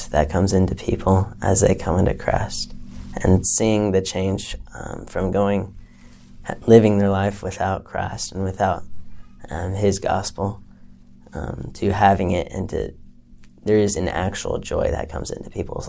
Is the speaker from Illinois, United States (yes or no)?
no; South Carolina, United States; also born or lived in Michigan / Florida / Texas; I'm originally from South Carolina, but I've lived in several different states. I was born in Michigan, then moved down to the South basically for the rest of my life